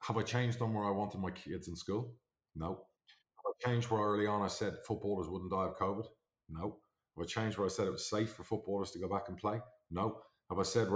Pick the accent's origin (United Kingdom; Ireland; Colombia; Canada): Ireland; I'm Irish.